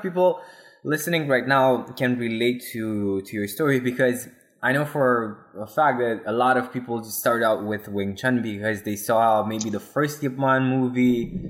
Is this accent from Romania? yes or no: yes; Romania; my home country, Romania